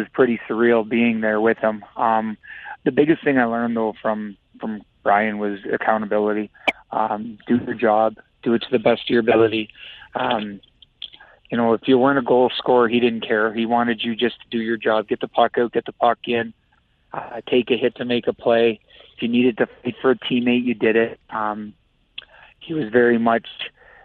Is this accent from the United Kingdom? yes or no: no; Listowel, Ontario, Canada; I'm in my hometown coaching junior hockey